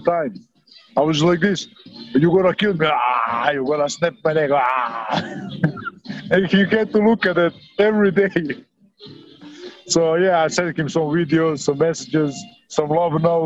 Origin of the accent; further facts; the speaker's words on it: Rovinj, Istria County, Croatia; my hometown of Rovinj